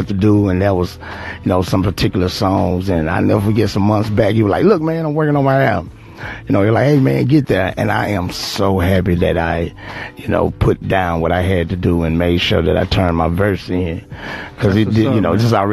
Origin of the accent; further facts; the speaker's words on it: Bogalusa, Louisiana, United States; I'm from Bogalusk, Louisiana